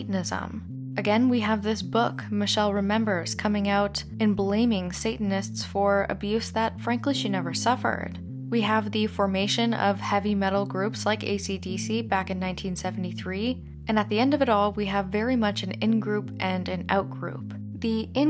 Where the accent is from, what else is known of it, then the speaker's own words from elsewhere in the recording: Canada; As a Canadian